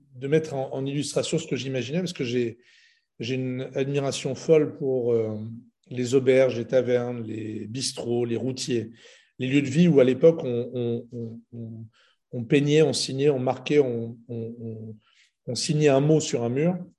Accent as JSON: {"language": "French", "country": "Lebanon", "said": "je suis libanais"}